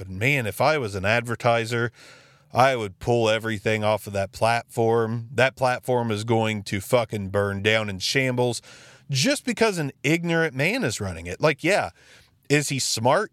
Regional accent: Jackson, Ohio, United States; my hometown, Jackson City Library. It is one of the most fantastic resources we have in the small town of Jackson, Ohio

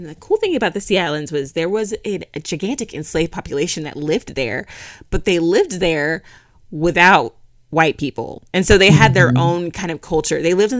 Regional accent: Philadelphia, Pennsylvania, United States; now in Canada; I'm living in safety in Canada. I grew up in privilege in Philadelphia.

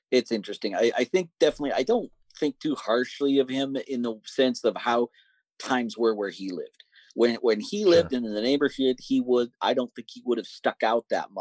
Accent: Montana, United States; I grew up in Montana

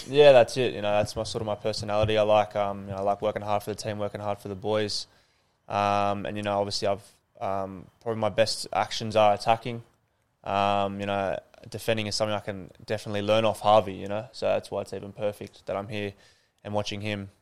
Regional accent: Sydney, New South Wales, Australia; moved away as an adult; now in Adelaide, Australia; I started back in Sydney. Obviously, I'm from Northern Beaches

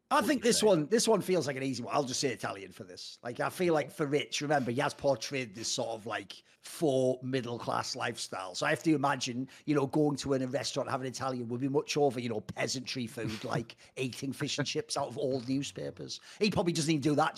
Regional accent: the Northeast, North East England, United Kingdom; I come from the Northeast

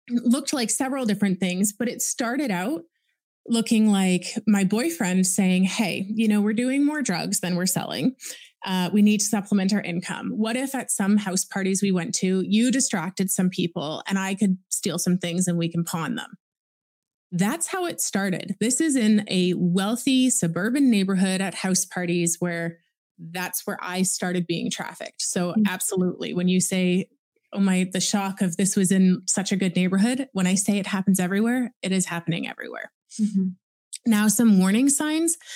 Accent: Oakville, Ontario, Canada; I was born and raised in Oakville, Ontario.

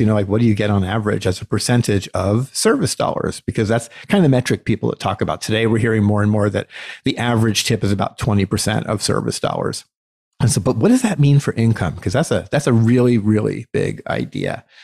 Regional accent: United States; as an American citizen

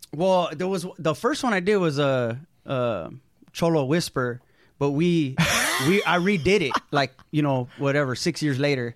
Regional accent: Oxnard, California, United States; moved away as an adult; also born or lived in San Fernando Valley, California / San Francisco, California; now in Los Angeles, United States; I was born in the in, in San Fernando Valley, mm-hmm. and then I mostly grew up in Ventura County, though, like Oxnard, okay. Camarillo area, Ventura

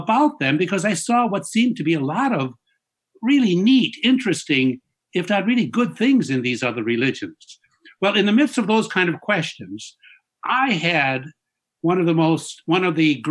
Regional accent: Chicago, Illinois, United States; I was brought up in Chicago, in a traditional middle-class Roman Catholic family

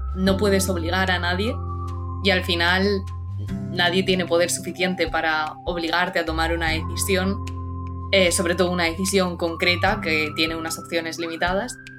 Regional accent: Cartagena, Region of Murcia, Spain; tengo 16 años y soy de Cartagena, de la región de Murcia.

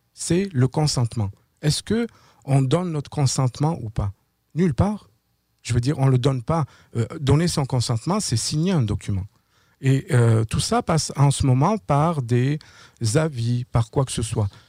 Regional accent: France; moved away as an adult; now in Quebec, Canada; je suis euh, au Québec depuis l'année 2009. Je viens de France.

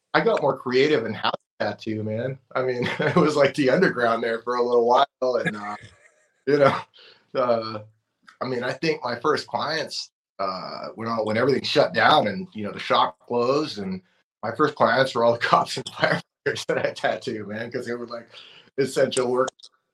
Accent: Oxnard, California, United States; I grew up in in Oxnard, California in the 90s

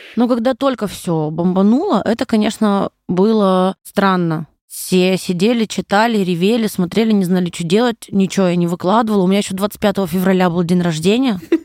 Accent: Kasli, Chelyabinsk Oblast, Russia; now in Moscow, Russia; Родилась на Урале, в маленьком городе Косли. Это поселок городского типа, наверное, называется. Вот. Училась в школе я на 4,5

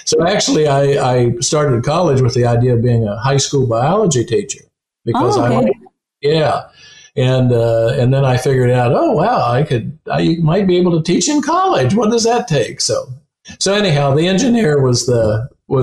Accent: West Virginia, United States; When I was a kid, I come from West Virginia, where the gas and oil industry are very prominent.

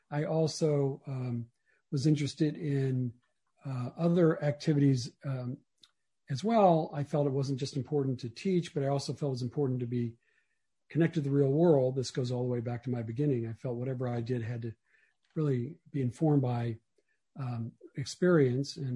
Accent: Mobile, Alabama, United States; moved away; I grew up in Mobile, Alabama, and and uh, I grew up in Mobile, Alabama in the 1960s and 70s, and I was um, Jewish.

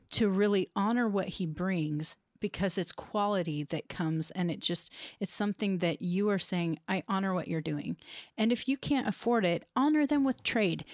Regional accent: United States; growing up in the United States

